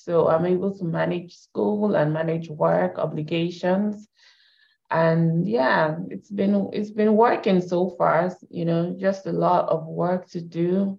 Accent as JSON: {"language": "English", "country": "Canada", "tie": "born or raised there", "said": "So I'm Canadian, I have that background."}